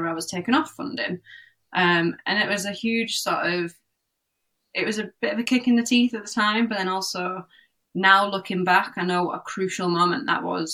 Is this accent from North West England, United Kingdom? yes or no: yes; Cumbria, North West England, United Kingdom; I grew up in Cumbria, north of Cumbria